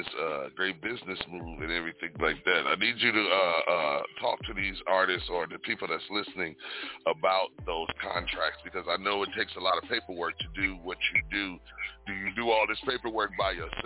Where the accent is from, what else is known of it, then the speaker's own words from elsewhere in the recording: Detroit, Michigan, United States; I'm an East Coast motherfucker. I come from Detroit